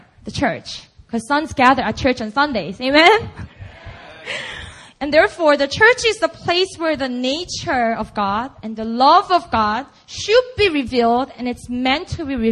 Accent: Busan, South Korea; first language Korean; English is a second language; moved away as an adult; I just grew up in Busan, and Busan only

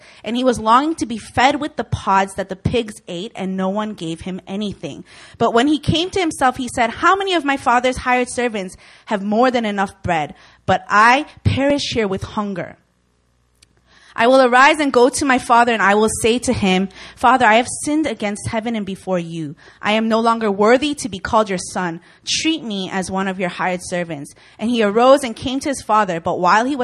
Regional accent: Chicago, Illinois, United States; I am from Chicago, Illinois, born and raised, and Midwest

